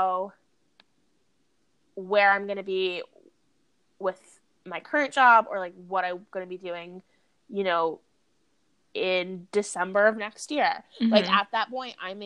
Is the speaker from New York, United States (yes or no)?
yes; outside of New York, United States; I grew up outside of New York my whole life